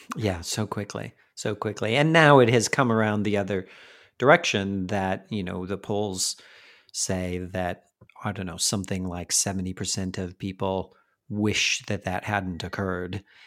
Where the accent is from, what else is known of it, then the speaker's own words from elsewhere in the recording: United States; moved away as an adult; now in London, United Kingdom; an American in London for eighteen years, I'm an American